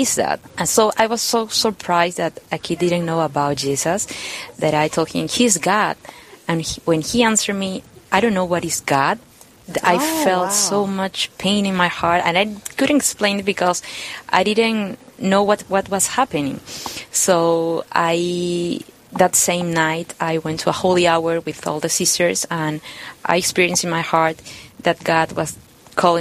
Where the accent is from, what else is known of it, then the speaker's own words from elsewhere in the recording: Lima, Peru; now in Sioux Falls, United States; I am from Peru. I was born in Lima.